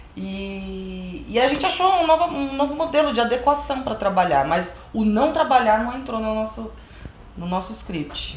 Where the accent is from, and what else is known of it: Brazil